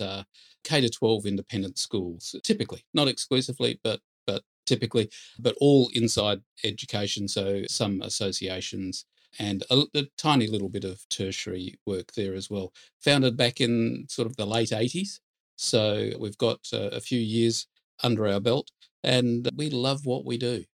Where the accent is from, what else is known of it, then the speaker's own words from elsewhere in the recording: Perth, Western Australia, Australia; moved away as an adult; now in Sydney, Australia; I'm from Perth